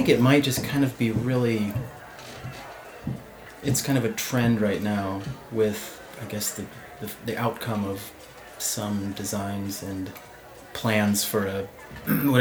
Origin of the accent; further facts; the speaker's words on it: Sioux City, Iowa, United States; moved away as an adult; now in Lincoln, United States; I was actually studying architectural drafting in Sioux City, which is my hometown.